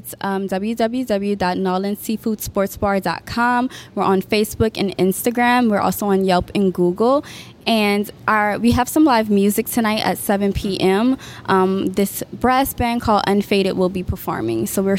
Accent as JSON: {"language": "English", "town": "New Orleans", "region": "Louisiana", "country": "United States", "said": "I'm from New Orleans"}